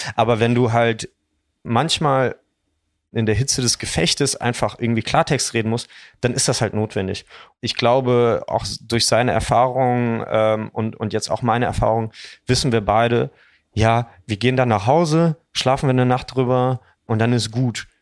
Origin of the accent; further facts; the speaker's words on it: Dormagen, North Rhine-Westphalia, Germany; wir sind alle zusammen aufgewachsen, interessanterweise auch im selben Kaff. Wir kommen alle aus Dormagen